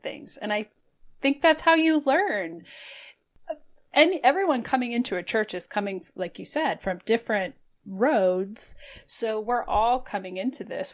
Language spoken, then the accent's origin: English; Toledo, Ohio, United States; now in Cleveland, United States; I grew up in Toledo